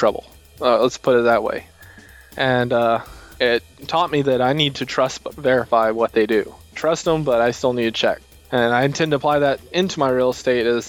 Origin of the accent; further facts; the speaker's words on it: Texas, United States; I want to grow my state and help make my state more... We're already the greatest state ever